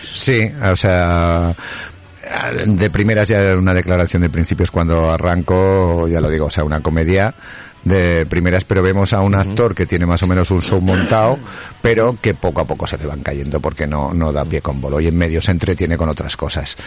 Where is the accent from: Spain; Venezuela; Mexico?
Spain; Aragon; aquí en Aragón